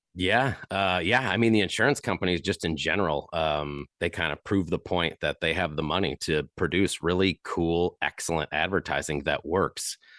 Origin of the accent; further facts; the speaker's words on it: Chesterton, Indiana, United States; growing up in the Chicagoland area in Chesterton, Indiana